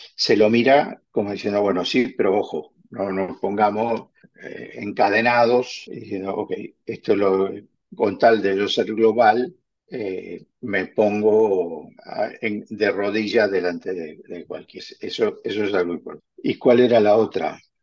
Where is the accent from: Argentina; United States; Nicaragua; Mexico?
Argentina; now in Spain; yo soy argentino y como argentino prefiero que se exporte carne argentina